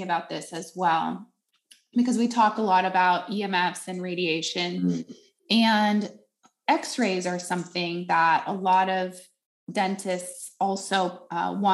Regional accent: Netherlands; I grew up in Holland where they don't have fluoride in the water

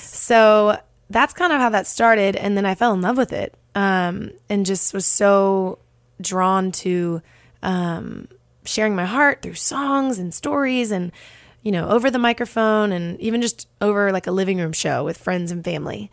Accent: Dallas, Texas, United States; now in Nashville, United States; I'm originally from Dallas, Texas

